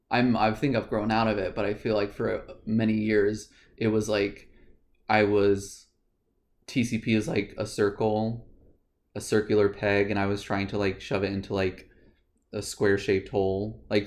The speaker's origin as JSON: {"language": "English", "region": "Virginia", "country": "United States", "tie": "born or raised there", "said": "grew up in Virginia. We grew up in like similar households, and similar beliefs and ideas."}